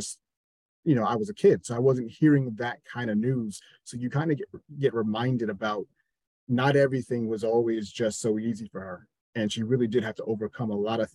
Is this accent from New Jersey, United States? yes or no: yes; New Jersey, United States; moved away; growing up in New Jersey, we had 106.7 Light FM